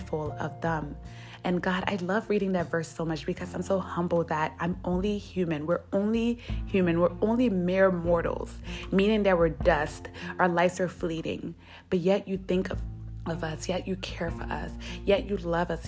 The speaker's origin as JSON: {"language": "English", "country": "United States", "said": "as an American"}